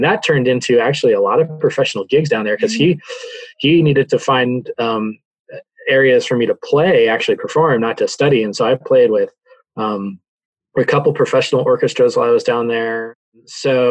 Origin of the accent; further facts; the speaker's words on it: Santa Fe, New Mexico, United States; born and raised in Santa Fe, New Mexico